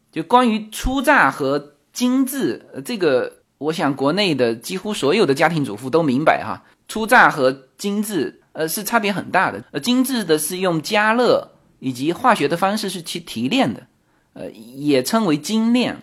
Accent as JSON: {"language": "Chinese", "region": "southern China", "country": "China", "moved": "yes", "lives_now": "United States", "said": "我作为兰方人"}